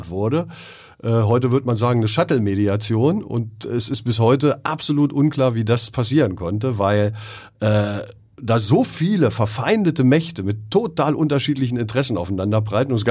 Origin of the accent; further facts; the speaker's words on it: Thuringia, Germany; Eichsfeld bleibt Eichsfeld. Mhm. Und das Schöne ist, dass das Eichsfeld hat ja auch so einen schönen Dialekt, ne? Den man mir aber nicht anhört, oder?